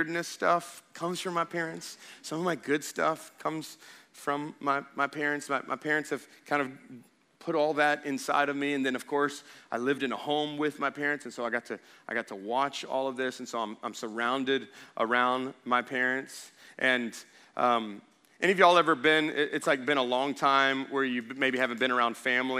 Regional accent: Baytown, Texas, United States; I was born in Baytown, Texas, February 21st, 1982

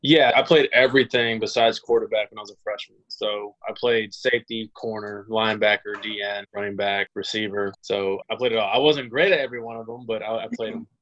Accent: Los Angeles, California, Louisiana, United States; I was born in Los Angeles, California. I moved to Louisiana. I'm in New Orleans right now. Moved to Louisiana when I was 10

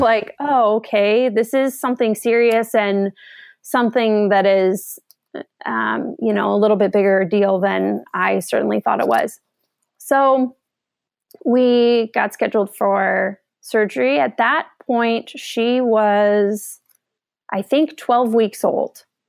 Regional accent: Seattle, Washington, United States; I am from Seattle, kinda grew up in the area

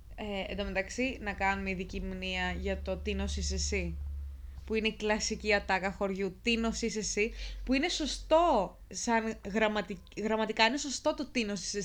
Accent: Lamia, Central Greece, Greece; είμαι από Λαμία

